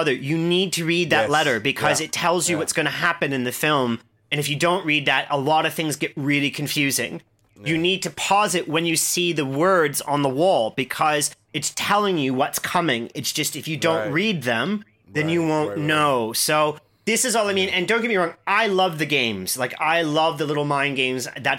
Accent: Midwest, United States; moved away; I grew up in the Midwest

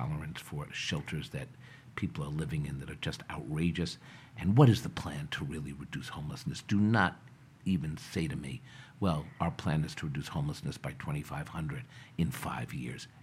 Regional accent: New York City, New York, United States; growing up in Washington Heights

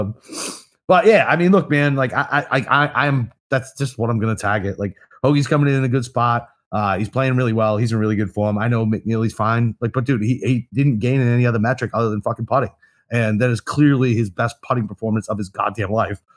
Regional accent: United States; I'm fucking American

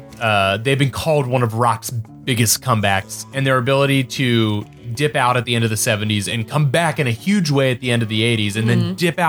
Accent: New England, United States; I'm from New England.

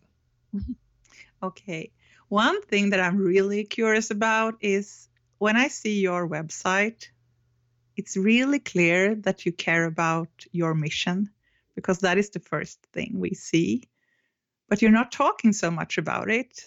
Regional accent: Stockholm, Stockholm County, Sweden; I'm from Stockholm, Sweden.

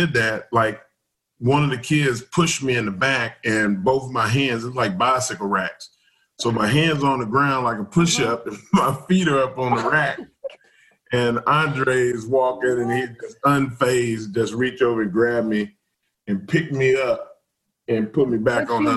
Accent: Southeast Texas, United States; I grew up in Southeast Texas, and we didn't have a lot of other chicken places.

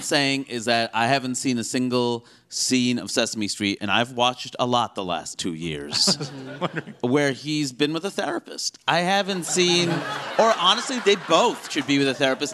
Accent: United States; when you grow up here

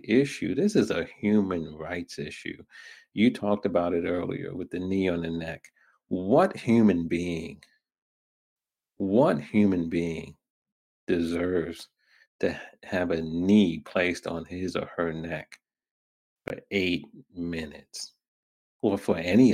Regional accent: New York, United States; also born or lived in Brooklyn; I was born in Brooklyn. raised in Queens

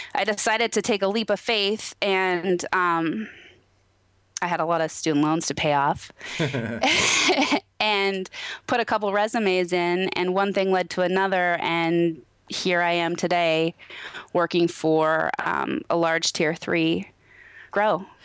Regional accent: Naches, Washington, United States; now in Moxee, United States; I grew up in Natchez, Washington

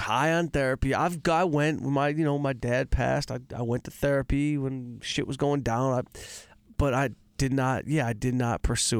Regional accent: Detroit, Michigan, United States; I'm from Detroit. We didn't have a cleaning lady.

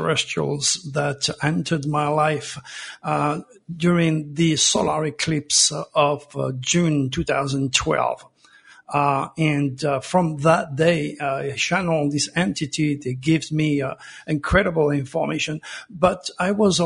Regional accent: Provence-Alpes-Côte d'Azur, France; moved away; I was born in Provence under the same stars as Nostradamus

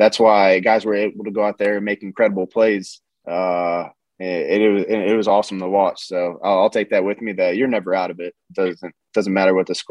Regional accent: Cleveland, Ohio, United States; Pittsburgh's pretty close to home for me being from Cleveland

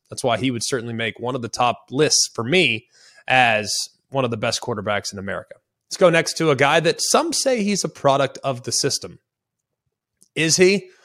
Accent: Dallas, Texas, United States; I'm from Dallas, Texas. I'm a Cowboy fan.

